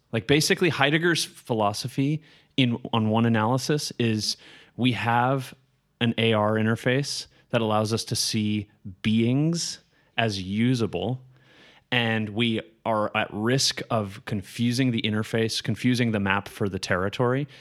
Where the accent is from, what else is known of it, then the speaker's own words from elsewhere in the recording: Colorado, United States; I grew up in Colorado.